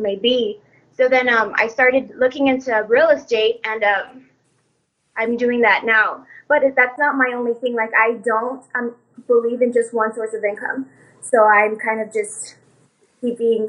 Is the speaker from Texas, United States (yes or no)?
yes; El Paso, Texas, United States; also born or lived in Los Angeles, California; I was born in California, but I was raised here in Texas, and I've been living here since